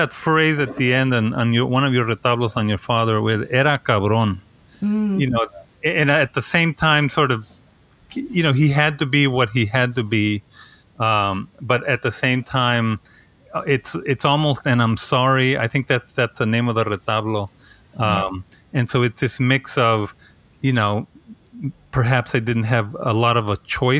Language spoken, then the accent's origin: English; El Paso, Texas, United States; moved away; we're both from the Lower Valley, which is even closer than, you know, both from, you know, you're from Riverside and I'm from Isleta.